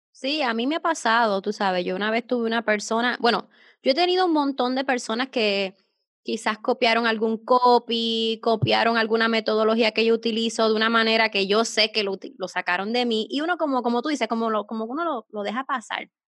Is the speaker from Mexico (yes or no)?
no; Puerto Rico; soy de Puerto Rico